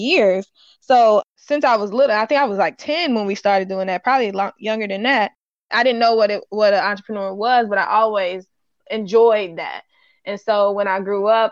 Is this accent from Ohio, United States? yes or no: yes; Ohio, United States; I'm from Ohio, so we call it Dixie cup